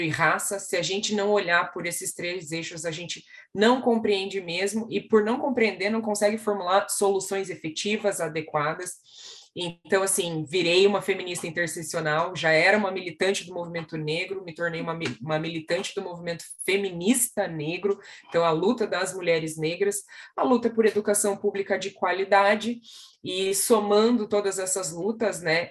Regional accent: Curitiba, Paraná, Brazil; eu sou uma mulher preta, retinta, que nasceu na cidade de Curitiba

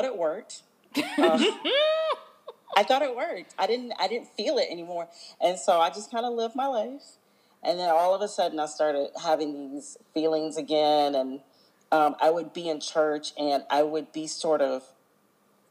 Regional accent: Virginia Beach, Virginia, United States; now in Florida, United States; I am originally from Virginia Beach, Virginia. I am not a native Floridian. I'm a transplant here

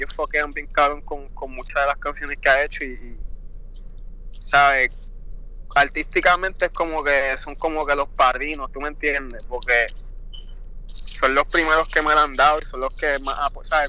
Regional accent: Puerto Rico; bien baje de Puerto Rico.

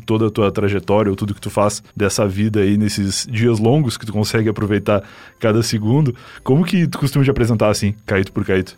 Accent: Rio Grande do Sul, Brazil; moved away as an adult; now in São Paulo, Brazil; Eu sou gaúcho e eu tô em São Paulo faz oito anos, mais ou menos, mas eu já virei completamente paulistano

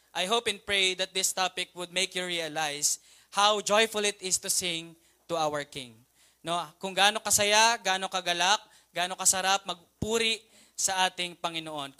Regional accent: Philippines; also born or lived in Mandaluyong

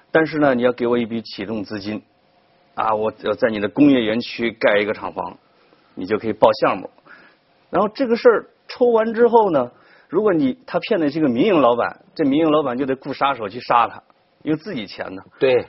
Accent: near Jiaozuo, Henan, China; 我们老家旁边的一个城市

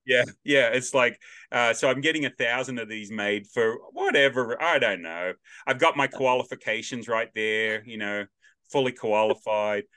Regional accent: Australia; accent: Australian; now in Nashville, United States; I'm the only Australian accent around

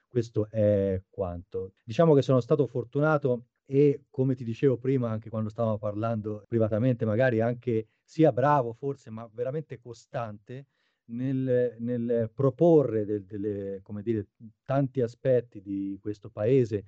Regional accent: Arezzo, Tuscany, Italy; moved away as an adult; now in Japan; sono nato ad Arezzo, in eh, Toscana, nel 1980

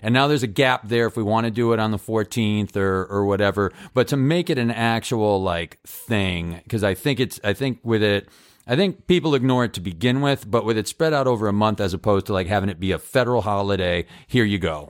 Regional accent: Massachusetts, United States; I grew up in Massachusetts where we think we created America

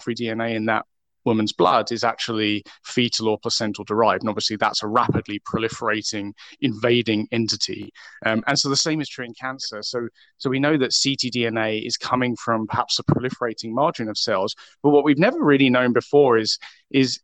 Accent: United Kingdom; moved away as an adult; now in Vancouver, Canada; I actually work in Vancouver, although I am British originally

